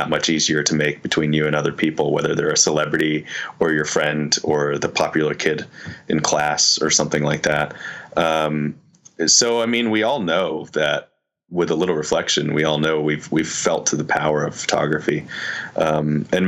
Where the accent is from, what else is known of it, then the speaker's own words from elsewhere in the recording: Nashville, Tennessee, United States; growing up in Nashville.